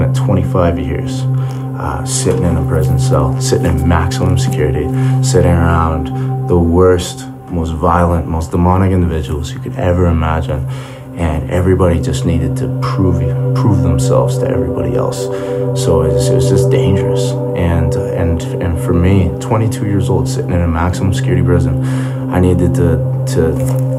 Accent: Calgary, Alberta, Canada; I was born in Calgary, Alberta.

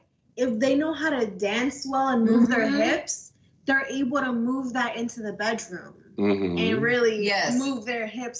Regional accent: Honduras; also born or lived in United States; I'm Honduran.

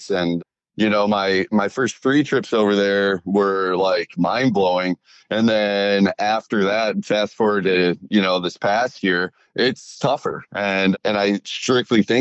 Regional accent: Wisconsin, United States; well, just in general, you know, I'm from Wisconsin. I love the state.

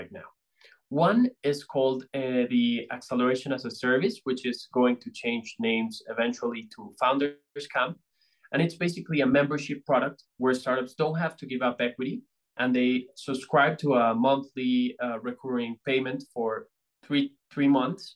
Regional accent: Bogota, Colombia; I'm from Colombia. I'm from Bogota

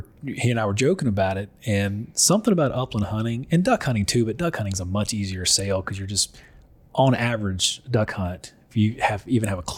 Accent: North Louisiana, United States; I grew up in North Louisiana.

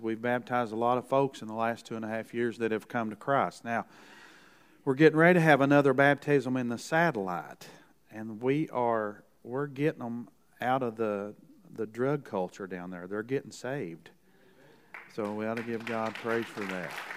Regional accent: Kentucky, United States; from Kentucky, the Moonshine State.

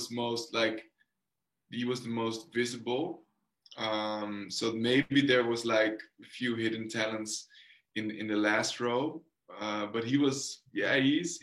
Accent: Netherlands; English is a second language

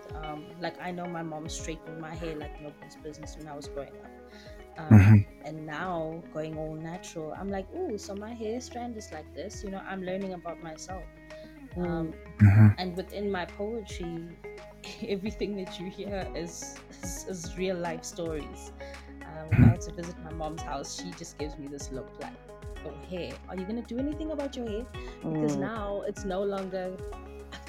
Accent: South Africa; I'm from South Africa.

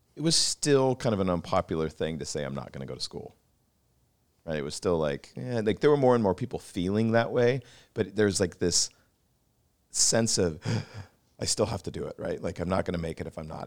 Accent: Pacific Northwest, outside of Seattle, Washington, United States; I grew up in the Pacific Northwest in a sister city to Vancouver outside of Seattle

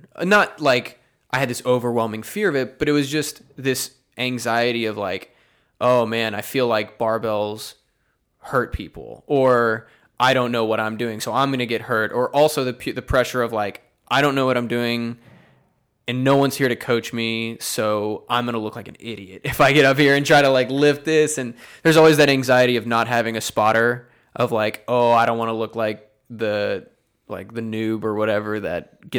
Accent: Lake Jackson, Texas, United States; No, so I grew up in Lake Jackson, Texas, which is south of Houston.

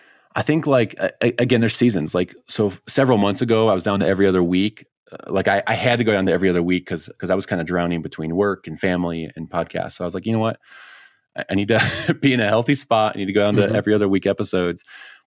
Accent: Colorado, United States; is to get back out there and bag a sage grouse in my home state.

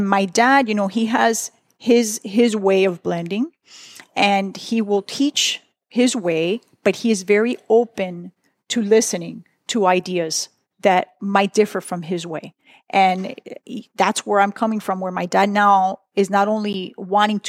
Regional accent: United States; I was born in the United States

